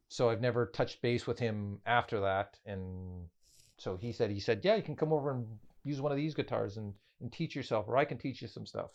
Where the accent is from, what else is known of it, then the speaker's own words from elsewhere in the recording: Canada; we are from Canada